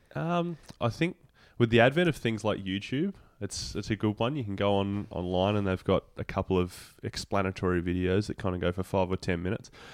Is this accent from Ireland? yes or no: no; Devonport, Tasmania, Australia; moved away; I grew up in Devonport, which is at the the top of the state.